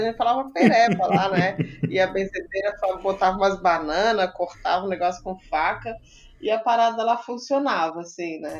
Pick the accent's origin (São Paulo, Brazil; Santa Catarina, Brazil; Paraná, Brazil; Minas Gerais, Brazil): Santa Catarina, Brazil; Imbituba; now in Florianópolis, Brazil; eu sou de Imbituba, aqui pertinho no sul de Santa Catarina, pertinho de Florianópolis, mas moro aqui há um tempão.